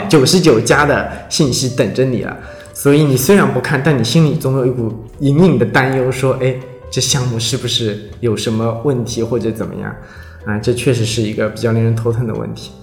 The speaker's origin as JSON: {"language": "Chinese", "country": "China", "said": "我们中国人"}